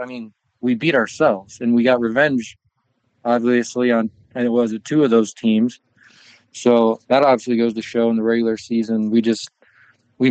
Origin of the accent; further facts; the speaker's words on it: Omaha, Nebraska, United States; I'm from Omaha.